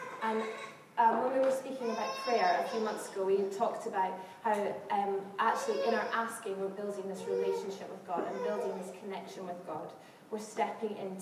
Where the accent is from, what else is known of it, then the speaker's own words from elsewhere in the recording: Scotland, United Kingdom; now in London, United Kingdom; I'm from Scotland, where we chat to everybody